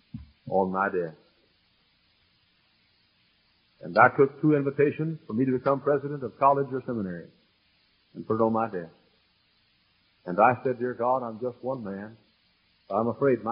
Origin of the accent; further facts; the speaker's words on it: United States; I'm an American